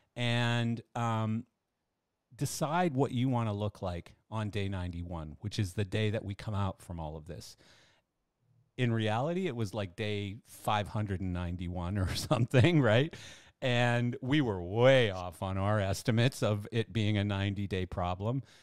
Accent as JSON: {"language": "English", "country": "Canada", "said": "I'm Canadian and I'm a bass player"}